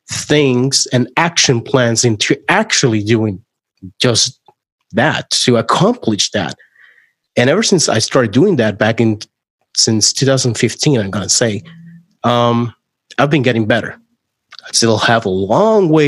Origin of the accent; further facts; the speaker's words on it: Puerto Rico; English is a second language; moved away; I moved from Puerto Rico to Orlando, Florida. Um, I actually thought I was fully bilingual at that point in time